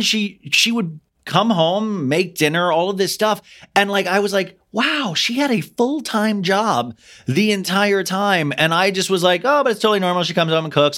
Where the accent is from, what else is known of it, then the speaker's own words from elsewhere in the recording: Olathe, Kansas, United States; I grew up in Olathe, Kansas